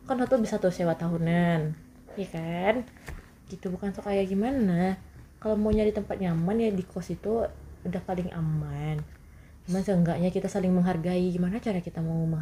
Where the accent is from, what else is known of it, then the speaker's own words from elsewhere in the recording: West Sumatra, Indonesia; pasti kita pemikiran kita sebagai orang Minang lain gitu kan